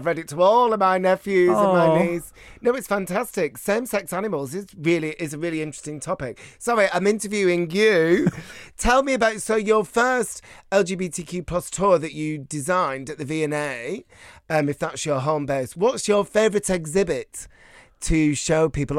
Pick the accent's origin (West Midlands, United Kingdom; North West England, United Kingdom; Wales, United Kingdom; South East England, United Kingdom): North West England, United Kingdom; Bolton; So my hometown of Bolton had a queer history museum, a queer history exhibition